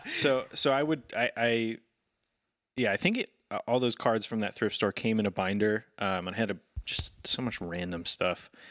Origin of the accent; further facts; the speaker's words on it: Sacramento, California, United States; when I grew up in Sacramento